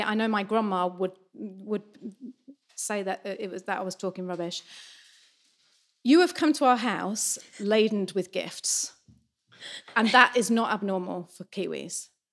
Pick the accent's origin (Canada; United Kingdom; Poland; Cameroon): United Kingdom; Lancashire, North West England; moved away as an adult; now in New Zealand; growing up in Lancashire